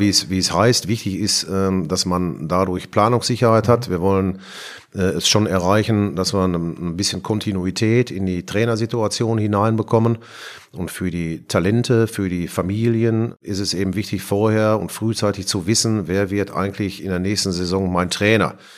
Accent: Bochum, North Rhine-Westphalia, Germany; accent: Ruhrpott; moved away as an adult; now in Frankfurt, Germany; Ich bin in, in Bochum geboren bin da aufgewachsen, zur Schule gegangen, habe da studiert

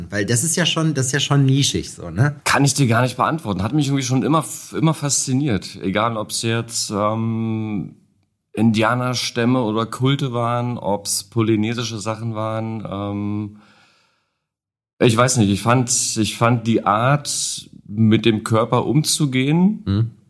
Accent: Berlin, Germany; Ähm, ja, also … bin aus Berlin, äh, bin dort Tätowierer, habe einen eigenen Laden, eigenes privates kleines Studio.

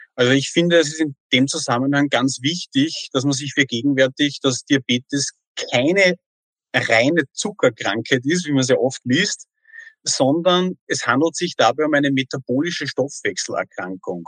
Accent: Austria; bei uns in Österreich

